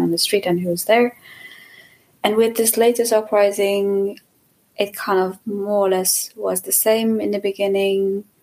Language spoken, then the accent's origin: English; Iran; moved away as an adult; also born or lived in Germany; now in Leipzig, Germany; I'm from Iran and I live in Germany for a while right now